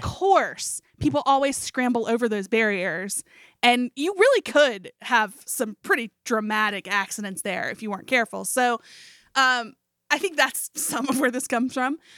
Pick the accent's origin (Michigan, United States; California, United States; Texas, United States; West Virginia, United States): West Virginia, United States; Beckley; moved away; this is my hometown